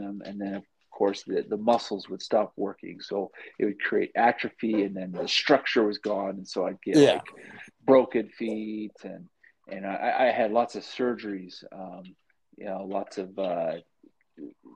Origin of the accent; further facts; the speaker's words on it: Provo, Utah, United States; I grew up in Provo